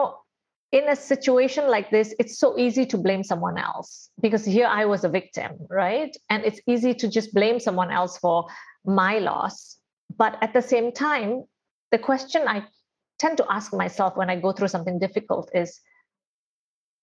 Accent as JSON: {"language": "English", "country": "India", "said": "I am Indian and I'm a girl and I'm born in an Indian family where I have eight siblings"}